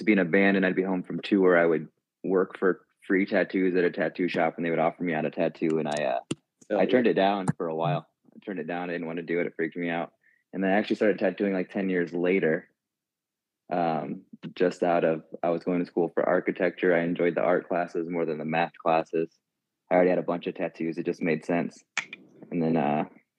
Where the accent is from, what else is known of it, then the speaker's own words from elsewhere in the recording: Kankakee, Illinois, United States; I'm from Kankakee, Illinois